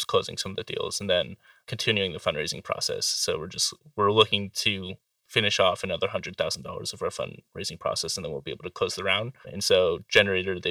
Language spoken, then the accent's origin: English; Carson City, Nevada, United States; growing up in the Carson City area